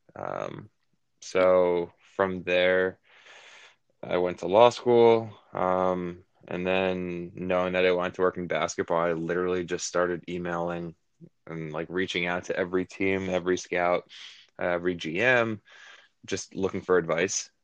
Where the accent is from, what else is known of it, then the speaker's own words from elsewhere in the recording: New York, United States; I grew up in New York. I still live in New York.